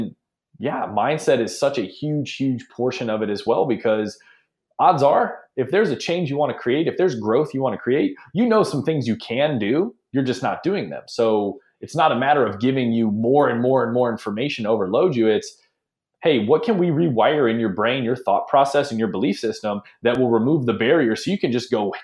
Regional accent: Ohio, United States; also born or lived in Hawaii / Nashville, Tennessee / Phoenix / Los Angeles; now in San Francisco, United States; I grew up in Ohio

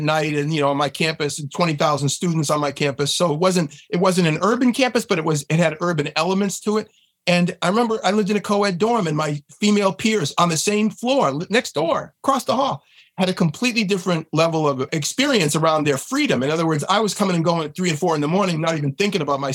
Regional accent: just north of Boston, Massachusetts, United States; I was born in Boston. I grew up just north of Boston

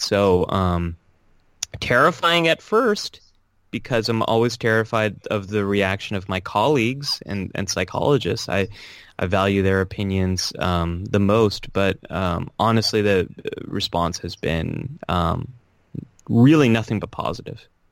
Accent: California, United States; now in New York City, United States; born and raised in California

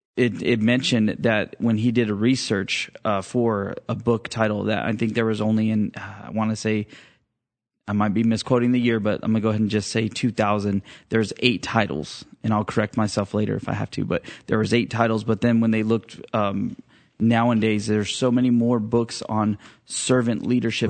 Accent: Fresno, California, United States; I was, uh, born and raised in Fresno

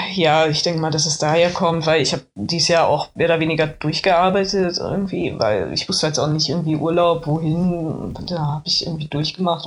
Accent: Berlin, Germany; ich, ich komme aus Reinickendorf

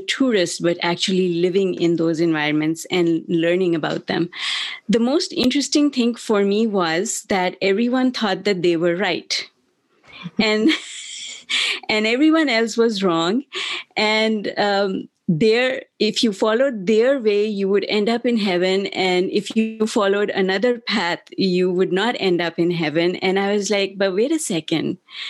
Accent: Pakistan; moved away; also born or lived in Germany / United Kingdom; I grew up in Pakistan in my younger years. We're all mixed up, because in the beginning we lived in Germany and the UK, and then we came home to Pakistan, which is where my parents were from

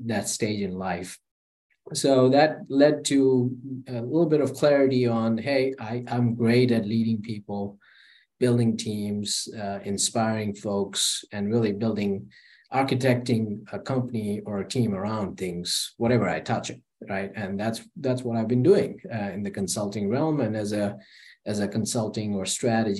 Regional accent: India; moved away as an adult; also born or lived in Charlotte, United States / London, United Kingdom; now in United States; I was born in India. I lived an amazing life till I was 19.

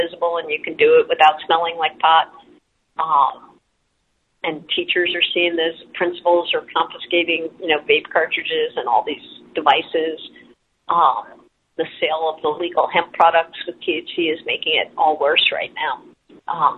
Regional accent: New York, United States; moved away; I'm from New York originally.

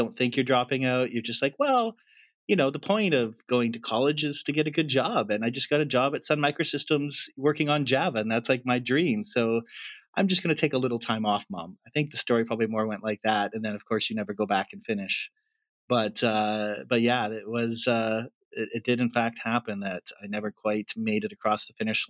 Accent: Alberta, Canada; moved away as an adult; also born or lived in Nepal; I grew up near the Rocky Mountains and, you know, was thrilled looking back to just have a beautiful place to grow up. It's been 12 years since we've lived in Canada

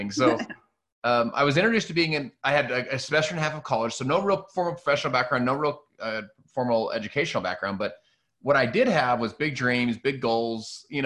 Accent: Salt Lake City, Utah, United States; I'm from Salt Lake City, Utah.

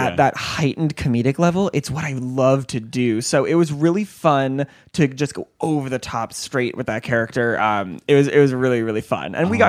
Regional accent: Illinois, United States; moved away as an adult; also born or lived in Iowa / Ohio; now in San Diego, United States; I'm a big Midwestern boy. I grew up in Illinois. I went to school in Iowa, and then I moved here from Ohio.

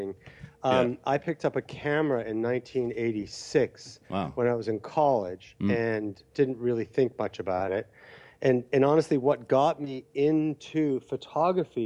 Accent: Canada; growing up in Canada, where it's cold

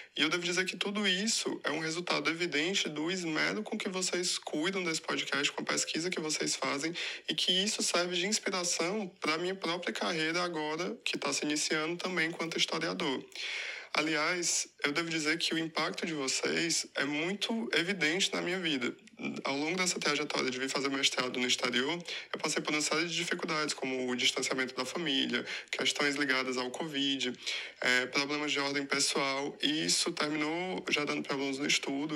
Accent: Fortaleza, Ceará, Brazil; moved away as an adult; now in Lisbon, Portugal; sou de Fortaleza e atualmente eu moro em Portugal

